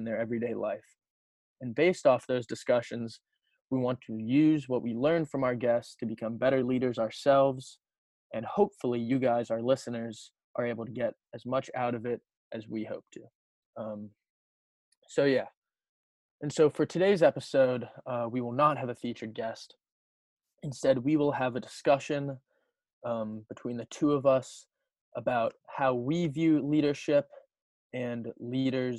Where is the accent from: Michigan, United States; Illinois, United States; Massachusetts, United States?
Massachusetts, United States; Wayland; I'm from Wayland and went to Wayland High School with Sean